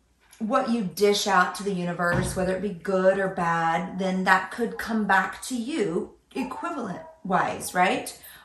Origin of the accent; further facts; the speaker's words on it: Oklahoma, United States; moved away as an adult; now in California, United States; We're from Oklahoma, by the way. We've been here for 7 years.